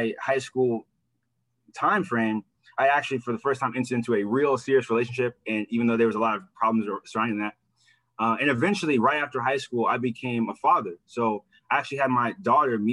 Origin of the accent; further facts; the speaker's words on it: Midwest, United States; also born or lived in Manhattan, New York City; I was born in Manhattan. My mom moved from New York City and I grew up in the Midwest